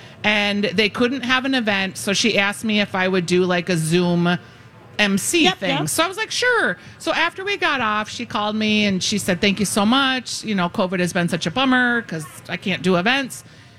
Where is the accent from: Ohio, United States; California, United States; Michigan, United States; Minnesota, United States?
Minnesota, United States; I'm from Minnesota, after all.